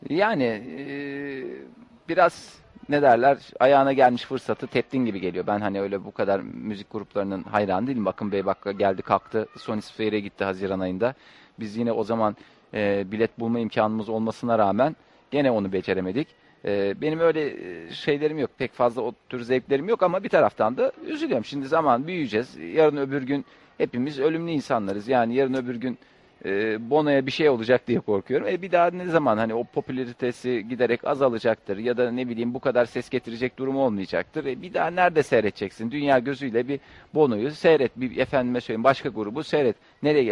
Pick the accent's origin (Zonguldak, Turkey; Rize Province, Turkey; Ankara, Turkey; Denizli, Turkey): Ankara, Turkey; bir Ankaralı olarak